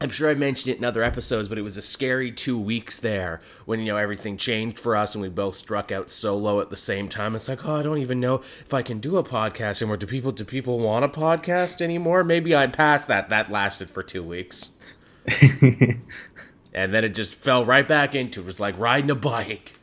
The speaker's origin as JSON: {"language": "English", "country": "Canada", "said": "as a Canadian"}